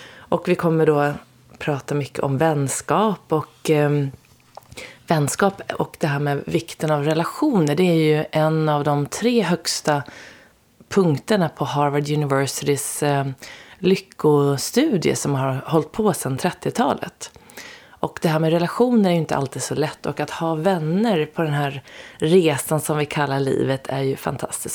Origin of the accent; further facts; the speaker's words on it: Sweden; also born or lived in Stockholm; alla vi är ju då svenskar